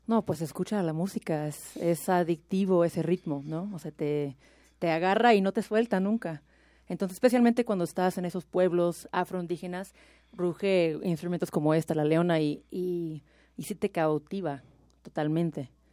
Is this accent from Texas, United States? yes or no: yes; Austin, Texas, United States; moved away as an adult; now in Mexico; soy de Texas. Soy, soy de Austin, en realidad, y llevo seis años en México